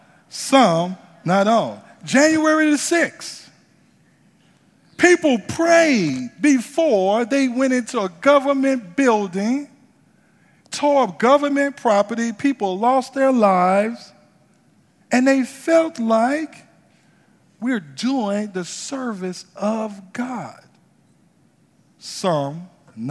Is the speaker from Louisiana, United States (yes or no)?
yes; New Orleans, Louisiana, United States; moved away; I'm from New Orleans, right? And grew up in the projects of New Orleans